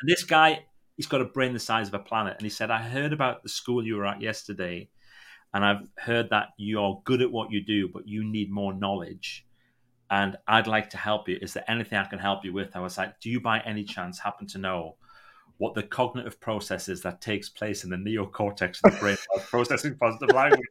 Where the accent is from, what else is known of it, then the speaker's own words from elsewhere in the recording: Northumberland, North East England, United Kingdom; also born or lived in County Durham; I'm really from a place called Northumberland, but nobody knows Northumberland, but you might know a place called Newcastle